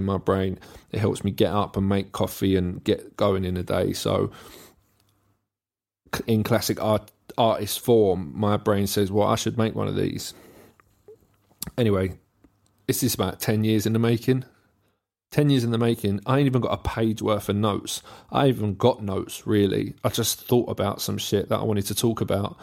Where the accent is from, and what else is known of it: England, United Kingdom